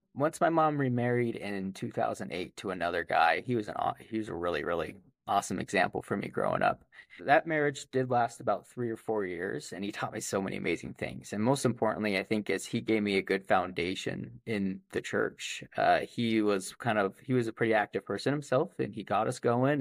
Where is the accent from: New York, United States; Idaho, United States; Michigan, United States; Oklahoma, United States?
Idaho, United States; Idaho Falls; I was born in Idaho Falls in two thousand.